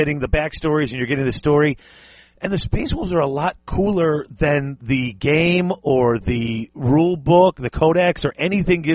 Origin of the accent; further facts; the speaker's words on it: United States; I am the ugly American.